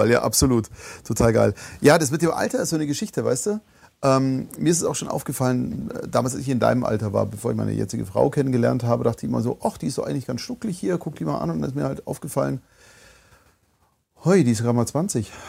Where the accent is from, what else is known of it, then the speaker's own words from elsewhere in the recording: Munich, Bavaria, Germany; Ich als Münchner würde natürlich sagen, in München ist der Einstieg in die Synchronbranche ein bisschen leichter